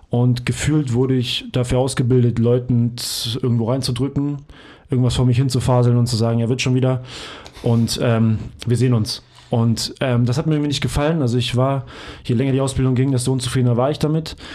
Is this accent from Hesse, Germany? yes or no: no; Hamburg, Germany; ich komme ursprünglich aus Hamburg. Ich hab, ähm, bin in Hamburg geboren worden und aufgewachsen